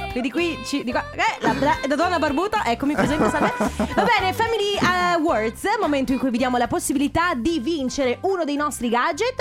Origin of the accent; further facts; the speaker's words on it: Treviso, Veneto, Italy; io che sono cresciuta a Treviso, c'è eh, a Treviso le fiere di San Luca